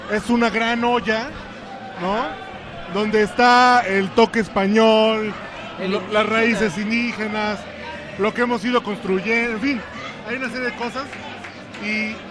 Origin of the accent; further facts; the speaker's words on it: Mexico; me hace sentir como, como muy orgullosamente mexicano.